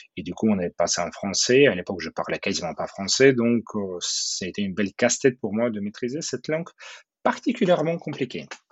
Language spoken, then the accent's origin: French; Odesa, Odesa Oblast, Ukraine; French is a second language; moved away as an adult; also born or lived in Kyiv, Ukraine / Moscow, Russia / Seattle, United States; now in Paris, France; Je viens d'Odessa, qui est une très belle ville en Ukraine, au bord euh, de la mer Noire, une ville que j'adore